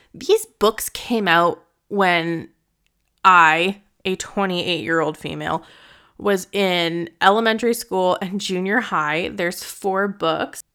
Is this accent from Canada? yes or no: yes; Edmonton, Alberta, Canada; moved away; I was originally from Edmonton